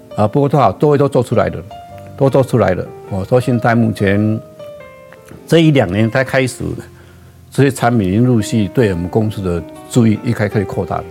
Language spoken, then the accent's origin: Chinese; Gangshan, Kaohsiung, Taiwan; 我的故乡那边，冈山路